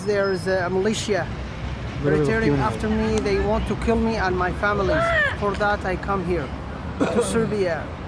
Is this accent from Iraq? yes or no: yes; Iraq; English is a second language; moved away as an adult; I'm from Iraq